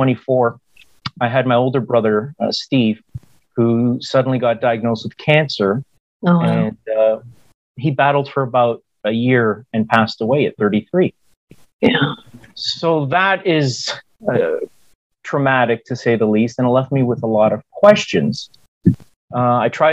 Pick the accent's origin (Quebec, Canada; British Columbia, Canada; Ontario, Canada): Ontario, Canada; Hamilton; moved away; also born or lived in United States; I grew up in Hamilton, Ontario, Canada, and I was educated in the United States